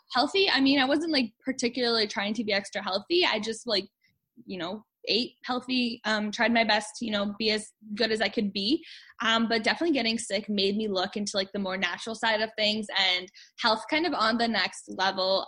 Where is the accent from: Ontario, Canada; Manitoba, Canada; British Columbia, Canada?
Manitoba, Canada; Winnipeg; I'm from Winnipeg, Manitoba